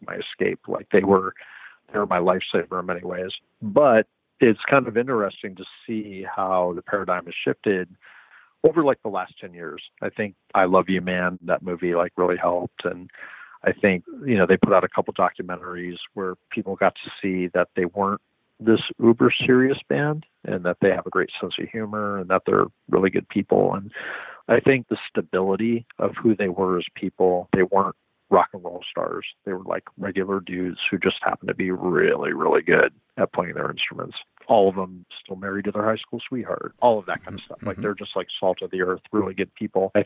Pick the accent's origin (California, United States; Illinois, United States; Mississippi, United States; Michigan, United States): California, United States; San Diego; now in Los Angeles, United States; growing up in San Diego